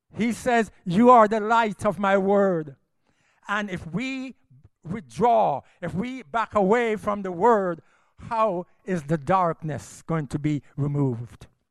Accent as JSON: {"language": "English", "country": "Jamaica", "also_born_or_lived": "United States", "said": "I'm a Jamaican"}